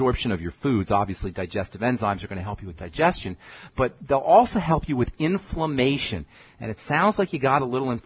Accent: New York City, New York, United States; now in Boulder, United States; Queens, New York. Actually, I just went to high school in Queens

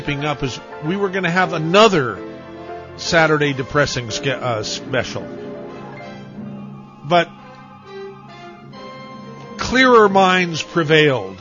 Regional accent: Santa Cruz, California, United States; I grew up on Walnut Avenue.

